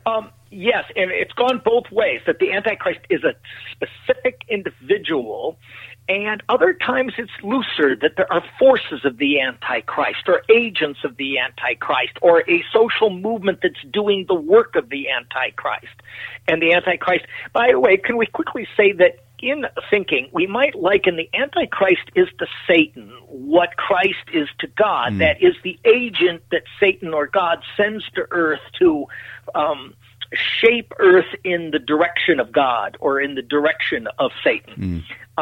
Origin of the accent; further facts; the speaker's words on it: Grand Rapids, Michigan, United States; moved away as an adult; also born or lived in Ohio; now in Illinois, United States; I grew up in Grand Rapids, Michigan.